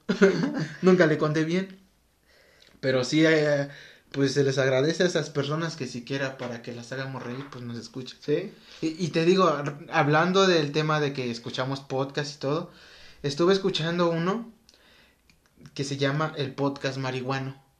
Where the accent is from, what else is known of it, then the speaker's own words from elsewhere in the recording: Mexico; nosotros que somos mexicanos